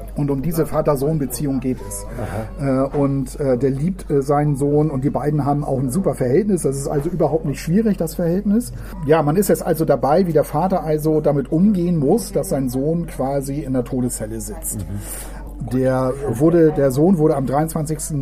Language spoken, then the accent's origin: German; Hamburg, Germany; moved away as an adult; also born or lived in Lüneburg / Tuttlingen; now in Ravensburg, Germany; Ich bin ja draußen in Meindorf Berne aufgewachsen